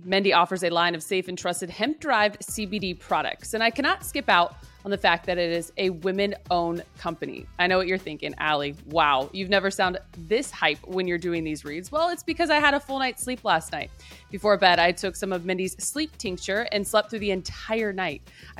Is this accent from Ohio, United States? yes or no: yes; Ohio, United States; Carlos, I'm born and raised in Ohio.